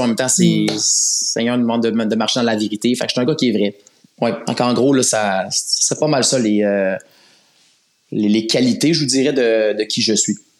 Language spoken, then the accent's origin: French; Laval, Quebec, Canada; je suis un gars de la rive nord. Euh, j'ai grandi dans le secteur de Laval